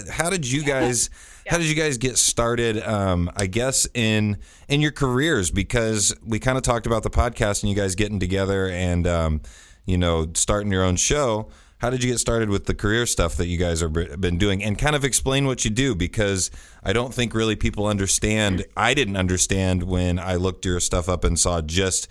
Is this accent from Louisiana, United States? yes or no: no; Greenfield, Indiana, United States; Greenfield is where I actually grew up. So it's kind of east of Indianapolis by about 20 minutes